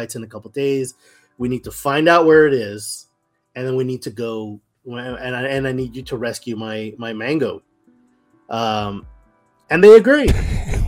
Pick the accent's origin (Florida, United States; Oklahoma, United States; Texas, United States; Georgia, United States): Texas, United States; Brownsville; Brownsville, Texas, my hometown